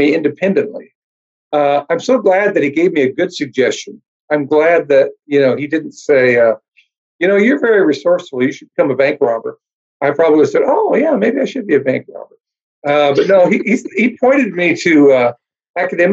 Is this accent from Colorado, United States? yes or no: yes; Colorado, United States; moved away as an adult; I grew up in Colorado from a very conservative church.